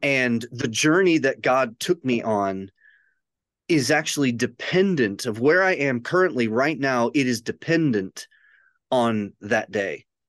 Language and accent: English; a suburb of Chicago, Illinois, United States; moved away; also born or lived in Michigan / Western Kentucky; grew up in a suburb of Chicago.